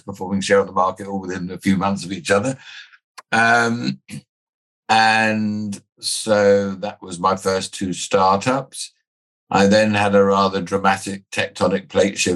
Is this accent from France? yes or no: no; England, United Kingdom; also born or lived in Australia / New Zealand; I was born in England. I spent the early part of my life living in Australia and New Zealand with my dad's job. Came back and settled in England as a schoolboy.